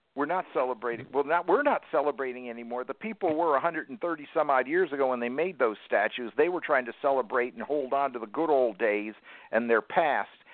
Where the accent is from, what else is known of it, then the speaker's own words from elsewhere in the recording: the North, United States; I'm from the North